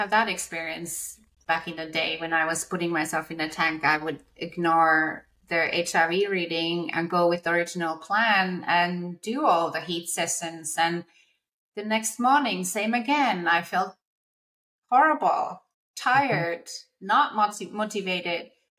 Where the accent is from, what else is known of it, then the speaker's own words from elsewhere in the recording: Lapland, Finland; moved away; my hometown in Finland, it's at the Arctic Circle